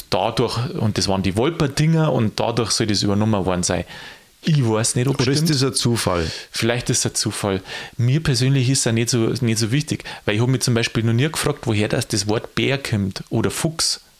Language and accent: German; Bavaria, Germany; Und jetzt komme ich aus Niederbayern.